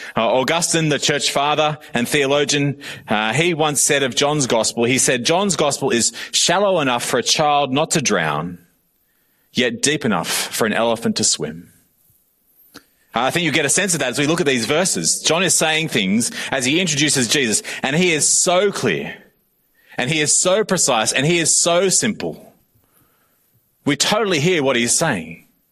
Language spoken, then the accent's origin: English; Australia; I am also Australian.